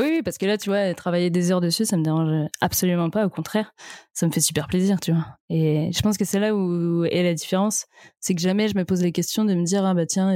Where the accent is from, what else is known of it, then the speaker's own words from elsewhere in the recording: Vannes, Brittany, France; je viens de Vannes en Bretagne